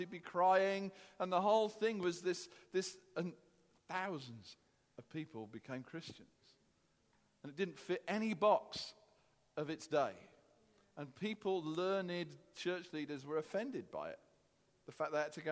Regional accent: United Kingdom; as British people

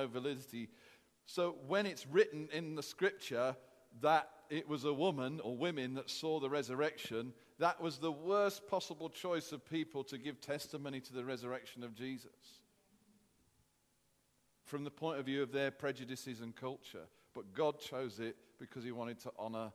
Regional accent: United Kingdom; as British people

